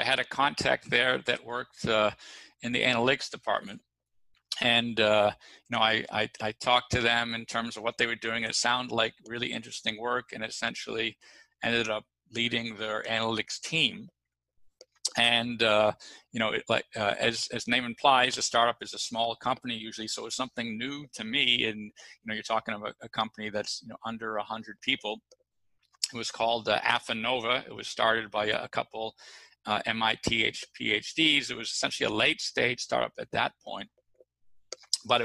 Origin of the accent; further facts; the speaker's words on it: Boston, Massachusetts, United States; also born or lived in New York / Los Angeles / Chicago / London; And I was from Boston, you know, at that time, or up until that time, I'd lived in New York, LA, Chicago, London, and Miami.